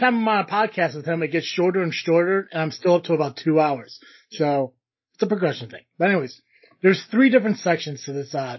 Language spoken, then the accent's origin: English; United States; growing up in like the United States